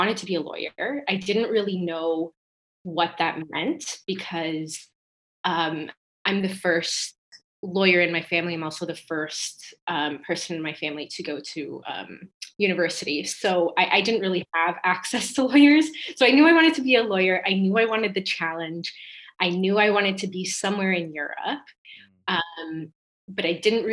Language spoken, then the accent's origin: English; Toronto, Ontario, Canada; also born or lived in Glasgow, Scotland; So I am born and raised in Toronto, but I'm also an EU citizen. My background is Italian